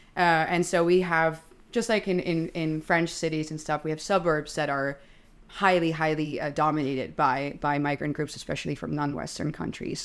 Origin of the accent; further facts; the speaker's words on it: Netherlands; I'm twenty-seven, I'm Dutch